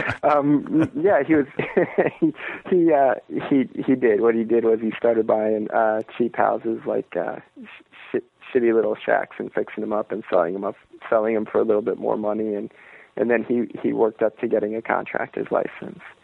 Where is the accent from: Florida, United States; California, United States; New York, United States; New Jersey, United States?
Florida, United States; Merritt Island; moved away; I'm originally from Florida. I'm from uh, this uh, strange little town on the east coast of Florida called Merritt Island